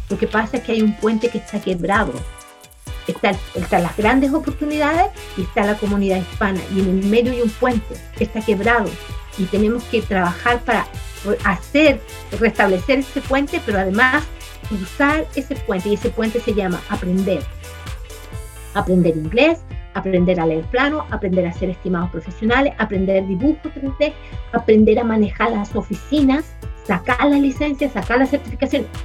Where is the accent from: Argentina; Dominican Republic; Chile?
Chile; moved away as an adult; also born or lived in Germany; now in United States; Yo ah, estudié en mi país, en Chile, y eh, trabajé en Alemania y trabajé, eh, bueno, acá en Estados Unidos estoy trabajando también.